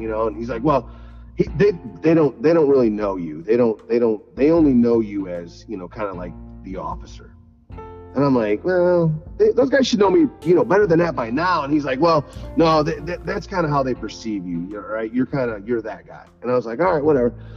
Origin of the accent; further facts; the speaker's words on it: Sycamore, Illinois, United States; moved away; also born or lived in Sandwich, Illinois; I'm, from Sycamore